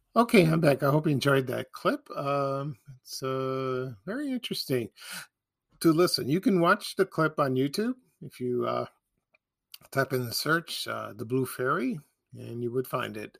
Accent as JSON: {"language": "English", "town": "Chicago", "region": "Illinois", "country": "United States", "tie": "born or raised there", "said": "growing up in Chicago"}